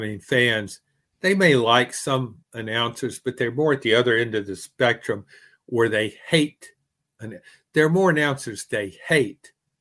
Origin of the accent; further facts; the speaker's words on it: the South, United States; That's been my conference growing up in the South.